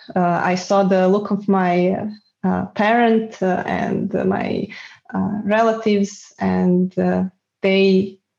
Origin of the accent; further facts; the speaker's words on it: Belgrade, Serbia; moved away as an adult; also born or lived in Spain / Bulgaria; now in Netherlands; I was back then in Belgrade in Serbia uh, ah. that is my hometown.